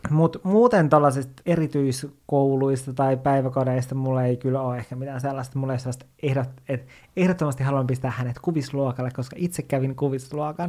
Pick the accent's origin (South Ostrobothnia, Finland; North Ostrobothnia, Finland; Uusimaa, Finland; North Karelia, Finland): North Ostrobothnia, Finland; Oulu; also born or lived in Kemijärvi, Lapland; sen jälkeen muutettiin Ouluun